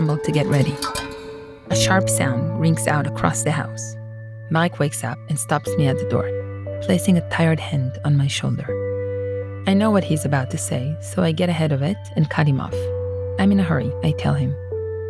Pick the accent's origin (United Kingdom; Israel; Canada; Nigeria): Israel; Jerusalem, Jerusalem District; moved away as an adult; now in San Diego, United States; I was born there